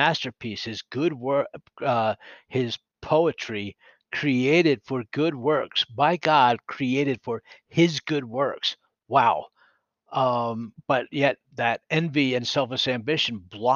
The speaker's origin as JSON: {"language": "English", "town": "Philadelphia", "region": "Pennsylvania", "country": "United States", "tie": "born or raised there", "accent": "East Coast", "moved": "yes", "said": "I was born and raised in Philadelphia"}